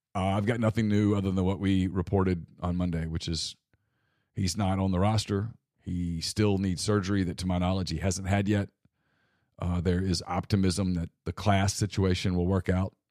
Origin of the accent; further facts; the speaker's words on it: Ruston, Louisiana, United States; moved away; also born or lived in Mobile, Alabama; when I was a boy growing up in Ruston